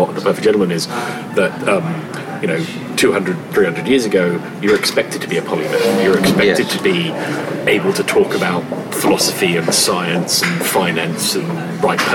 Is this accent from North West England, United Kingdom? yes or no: no; London, United Kingdom; As a born and bred Londoner